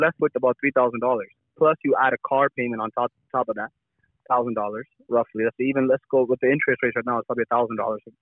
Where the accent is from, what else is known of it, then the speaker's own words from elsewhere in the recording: Brampton, Ontario, Canada; growing up in Brampton